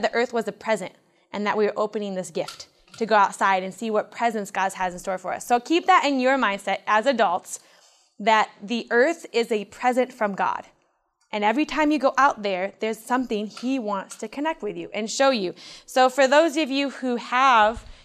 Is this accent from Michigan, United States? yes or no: yes; Michigan, United States; I was raised 2 hours south of here in Goebbels, Michigan, on a little farm